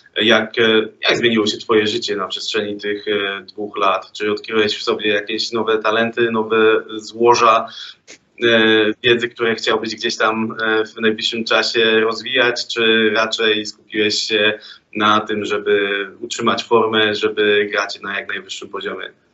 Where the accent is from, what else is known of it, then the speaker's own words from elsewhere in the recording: Sosnowiec, Silesian Voivodeship, Poland; also born or lived in Czeladź; Urodziłem się w Czeladzie, ale przez większość swojego e, nastoletniego życia mieszkałem w Sosnowcu